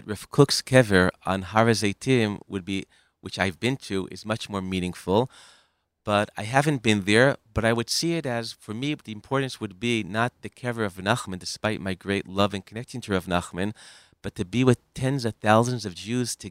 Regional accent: United States; now in Israel; I grew up in America.

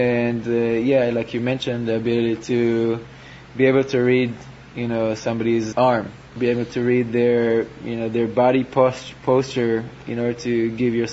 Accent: Israel; a younger player growing up in Israel

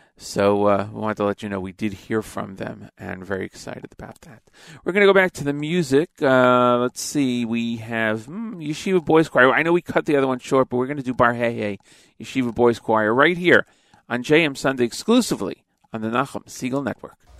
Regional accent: Elizabeth, New Jersey, United States; I'm from Elizabeth, New Jersey

